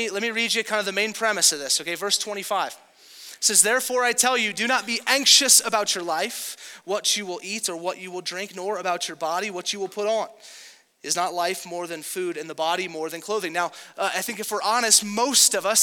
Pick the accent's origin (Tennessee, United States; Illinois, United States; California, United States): California, United States; Southern; moved away; if you grew up in Southern California like me